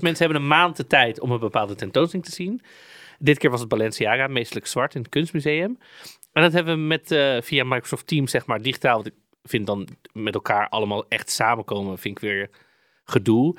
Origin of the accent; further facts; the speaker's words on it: Amsterdam, North Holland, Netherlands; accent: Amsterdam; kom ik met mijn Amsterdamse accent